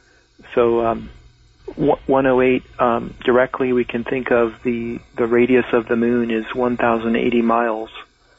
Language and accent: English; Laguna Beach, California, United States; born there; I was born in Laguna Beach, California, which is at 33 degrees 30 minutes north.